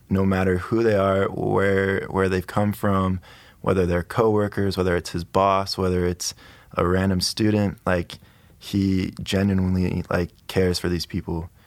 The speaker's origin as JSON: {"language": "English", "town": "Pleasanton", "region": "California", "country": "United States", "tie": "born or raised there", "also_born_or_lived": "Idaho / Atlanta, Georgia", "moved": "as an adult", "said": "I'm from California. Uh, I was born and raised in Pleasanton. It's in the Bay Area"}